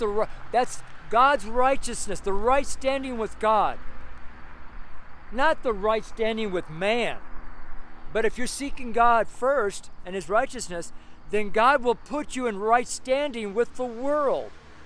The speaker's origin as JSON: {"language": "English", "region": "California", "country": "United States", "said": "I'm from Northern California, so I'll know all about tree huggers."}